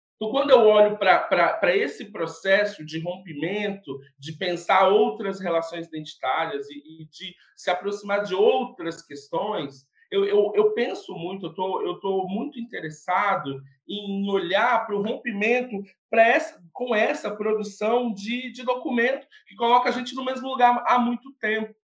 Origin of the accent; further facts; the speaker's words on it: interior of Espírito Santo, Brazil; also born or lived in São Paulo; now in Vitória, Brazil; eu sou do interior do estado do Espírito Santo, resido em Vitória